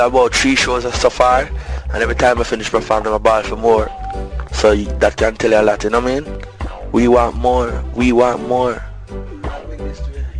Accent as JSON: {"language": "English", "region": "Clarendon", "country": "Jamaica", "tie": "born or raised there", "also_born_or_lived": "Kingston, Jamaica", "said": "So they moved to Clarendon when I was about age 5. You know what I mean? So I lived there from about 5 until the age of 12. I grew up like a country boy"}